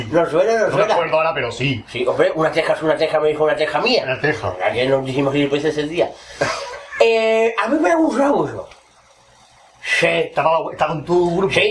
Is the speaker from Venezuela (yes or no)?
no; Cádiz, Andalusia, Spain; de Cádiz, desde la, playa de Cortadura. Cádiz, Distrito Federal.